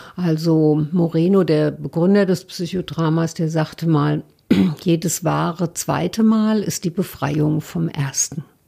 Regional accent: Mainz, Rhineland-Palatinate, Germany; moved away; also born or lived in Berlin; ich bin aus Mainz

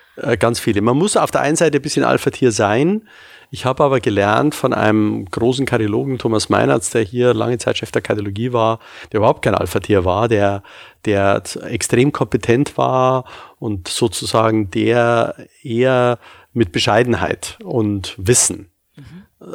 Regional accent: Munich, Bavaria, Germany; moved away as an adult; now in Hamburg, Germany; Ich komme ja ursprünglich aus München, wie Sie vielleicht hören

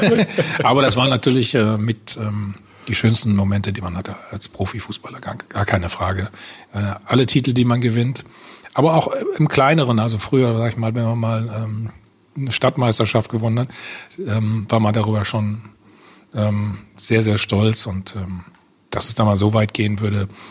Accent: Bad Salzuflen, North Rhine-Westphalia, Germany; in Bad Salzofen, wo ich aufgewachsen bin

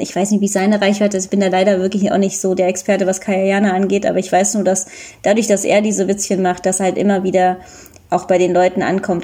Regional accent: Germany; ich bin ja auch Deutsche und äh, habe halt indische Eltern

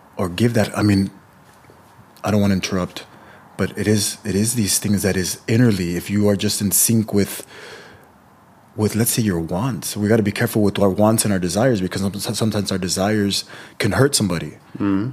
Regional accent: California, United States; My parents are Mexican. I'm born and raised in California, but my parents are Mexican.

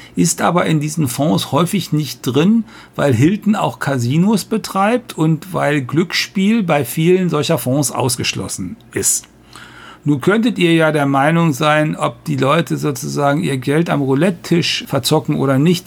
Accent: North Rhine-Westphalia, Germany; moved away; ich komme aus der Landwirtschaft und äh, am Niederrhein, wo, wo meine Eltern leben und mein Bruder

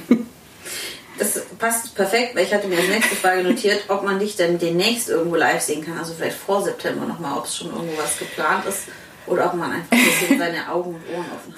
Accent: Swabia, Germany; now in Cologne, Germany; ich komme ursprünglich aus Schwaben

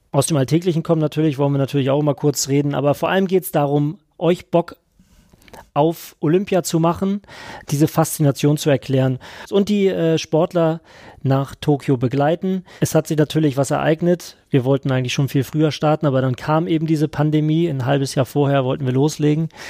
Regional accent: Schleswig-Holstein, Germany; Du bist Hesse, ich bin Schleswig-Holsteiner.

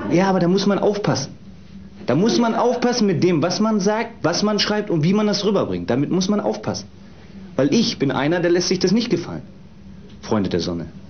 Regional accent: Itzehoe, Schleswig-Holstein, Germany; also born or lived in Hamburg; Also geboren bin ich in Hamburg, äh, ah. also Hamburger Jung, äh, aber äh, das ging dann schnell mit dem zweiten Lebensjahr Richtung Schleswig-Holstein, also nach Itzehoe

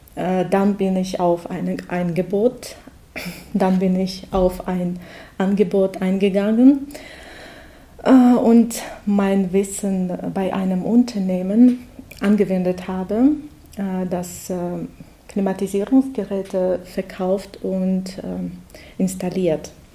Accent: Russia; German is a second language; moved away as an adult; now in Germany; ich komme aus Russland

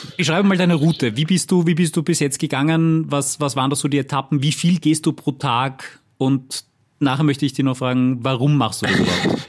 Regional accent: Austria; bei uns in Österreich

